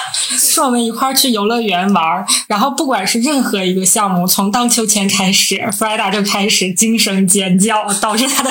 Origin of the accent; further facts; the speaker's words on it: Northeast China, China; 我们是三个来自东北的 ladies，